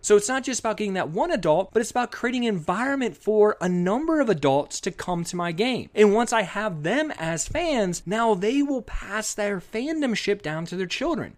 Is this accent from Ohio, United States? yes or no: yes; Columbus, Ohio, United States; moved away as an adult; also born or lived in Virginia; I grew up in Columbus, Ohio